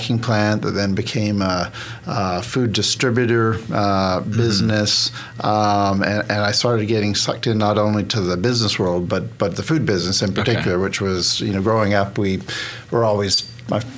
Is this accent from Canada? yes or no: yes; Vancouver, British Columbia, Canada; moved away as an adult; also born or lived in Boston, United States / Connecticut, United States / Hong Kong / Portland, United States; now in Oklahoma, United States; I grew up in Canada. I grew up mainly in Western Canada, a little bit in the city, a little bit rural, small town